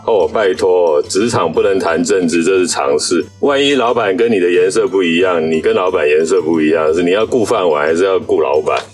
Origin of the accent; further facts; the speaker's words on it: Taiwan; 那我们台湾人要花很多钱呢，去买他的武器啊。